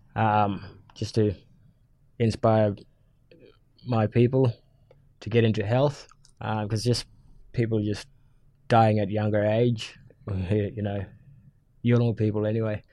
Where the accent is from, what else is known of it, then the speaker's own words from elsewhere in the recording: Matamala, Northern Territory, Australia; also born or lived in Darwin; I'm a Yungu man, uh, from the Gumaj clan. I grew up in Matamara